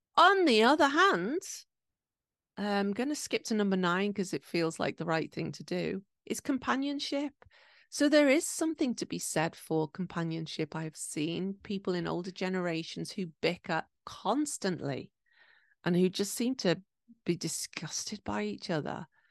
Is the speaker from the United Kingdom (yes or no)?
yes; England, United Kingdom; now in Japan; I'm from England